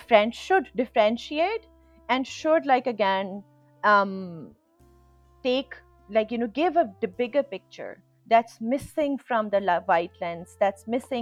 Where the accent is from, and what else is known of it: Pakistan